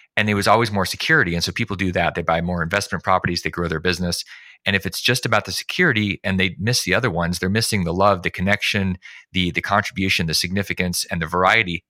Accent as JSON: {"language": "English", "region": "Alaska", "country": "United States", "tie": "born or raised there", "said": "I grew up in Alaska"}